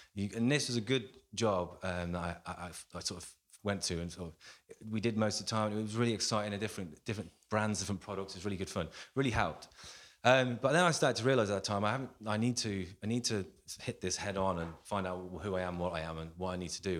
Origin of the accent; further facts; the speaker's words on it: Coventry, West Midlands, United Kingdom; I'm born and raised in Coventry in the Midlands